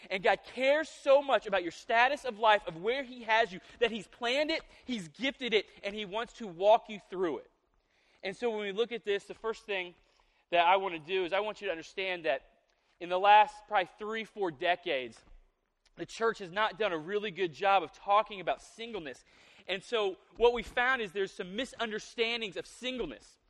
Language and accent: English; the South, United States; I'm from the South